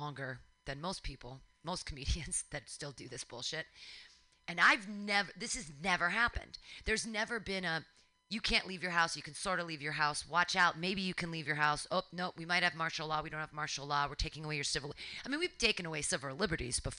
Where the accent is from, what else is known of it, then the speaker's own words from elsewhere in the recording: United States; I'm an American